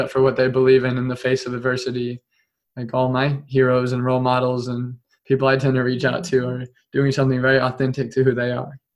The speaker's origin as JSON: {"language": "English", "town": "Topeka", "region": "Kansas", "country": "United States", "tie": "born or raised there", "said": "I came back to my hometown in Topeka"}